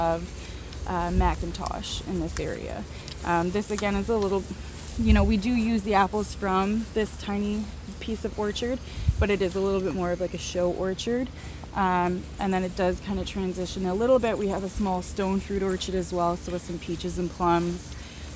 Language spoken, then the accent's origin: English; Barrie, Ontario, Canada; moved away as an adult; also born or lived in Niagara; now in Prince Edward County, Canada; I'm originally from Barrie, so up north where the snow belt